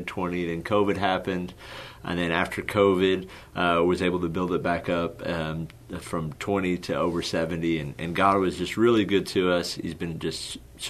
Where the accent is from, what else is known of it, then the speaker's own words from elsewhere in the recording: Odessa, Texas, United States; moved away; also born or lived in Houston, Texas; born and raised in Odessa, Texas